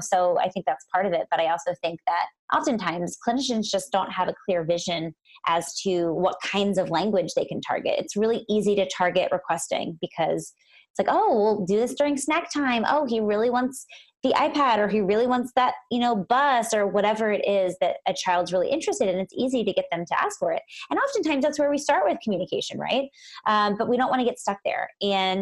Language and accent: English; Lancaster, Pennsylvania, United States; moved away as an adult; also born or lived in Philadelphia, Pennsylvania; now in Los Angeles, United States; I'm from Pennsylvania, actually. I'm actually sitting in the house that I grew up